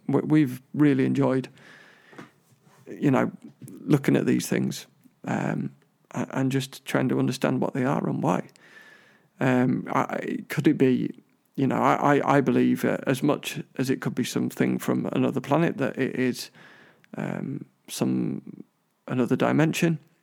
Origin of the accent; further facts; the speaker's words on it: London, United Kingdom; I was born in Hammersmith